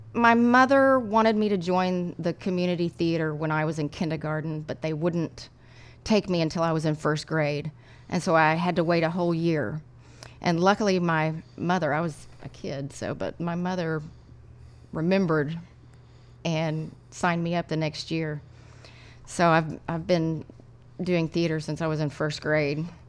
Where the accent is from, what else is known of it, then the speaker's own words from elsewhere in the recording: Lubbock, Texas, United States; When I was growing up in Lubbock